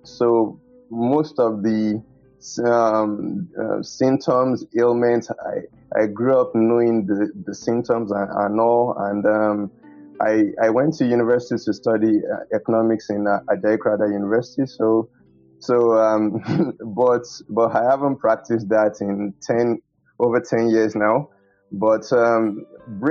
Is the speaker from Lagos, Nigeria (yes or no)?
no; Oyo, Nigeria; I grew up in Oyo Town, Emmanuel Baptist Church